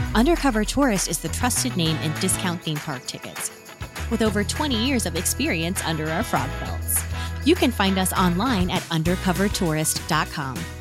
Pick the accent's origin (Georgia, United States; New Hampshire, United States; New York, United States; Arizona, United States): Arizona, United States; moved away; I was actually born and raised in Arizona